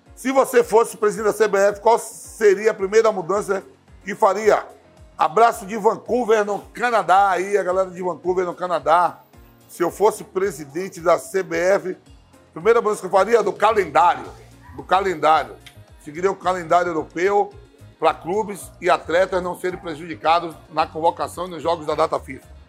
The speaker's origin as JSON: {"language": "Portuguese", "region": "Bahia", "country": "Brazil", "also_born_or_lived": "São Paulo", "moved": "yes", "said": "sou bom baiano"}